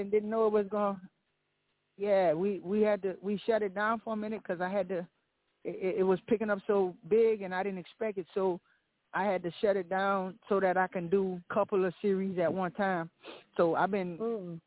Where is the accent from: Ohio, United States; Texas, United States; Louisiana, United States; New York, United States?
Louisiana, United States; Lafayette; I'm from Louisiana, Lafayette